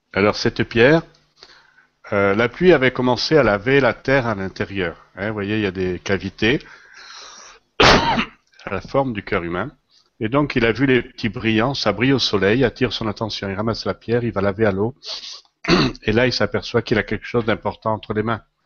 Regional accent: Lozère, Occitania, France; moved away; also born or lived in Paris; je suis originaire de la Lozère. Alors, la Lozère, c'est en France

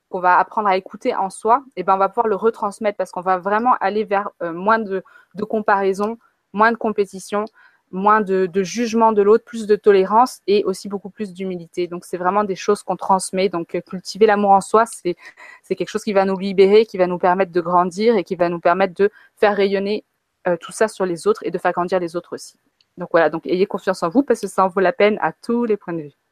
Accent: France; also born or lived in Africa; j'ai grandi en Afrique et j'ai grandi en France euh, alternativement dans ma vie

